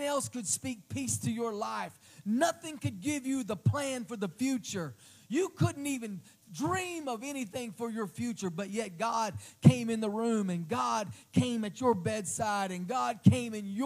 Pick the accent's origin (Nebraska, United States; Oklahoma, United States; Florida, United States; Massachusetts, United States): Oklahoma, United States; Oklahoma City; moved away as an adult; also born or lived in Crossville, Tennessee; my hometown, my home city, a few blocks from where I used to work in Oklahoma City